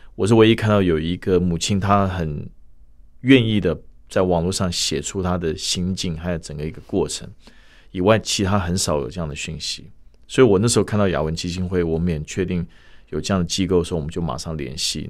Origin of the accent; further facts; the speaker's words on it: United States; moved away as an adult; also born or lived in Shanghai, China; now in Taiwan; 我本身是在美国出生长大，所以我中文、英文都可以